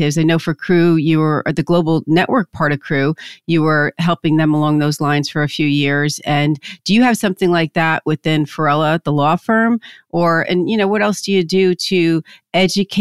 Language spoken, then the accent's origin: English; New Jersey, United States; I'm from Jersey